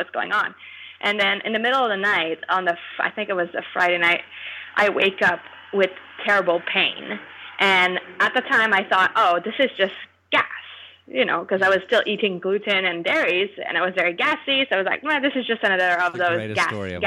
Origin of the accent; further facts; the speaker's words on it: Quebec, Canada; I'm from Quebec